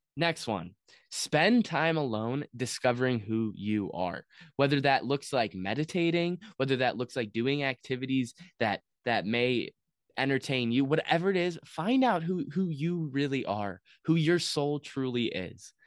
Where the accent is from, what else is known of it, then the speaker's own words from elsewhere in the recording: United States; as an American citizen